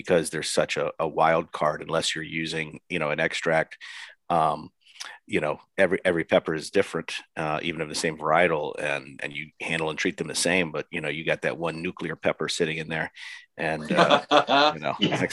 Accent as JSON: {"language": "English", "region": "Virginia", "country": "United States", "tie": "born or raised there", "said": "my home state of Virginia, which is outside of Washington, D.C."}